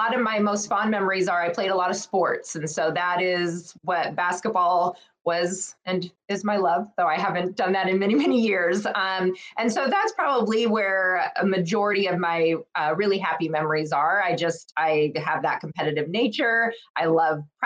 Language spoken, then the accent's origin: English; Southern California, United States; moved away as an adult; now in Arizona, United States; I'm from California. I grew up in Southern California